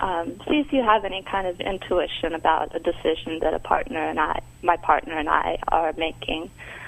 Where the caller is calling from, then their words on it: Washington, United States; I'm calling from Washington State.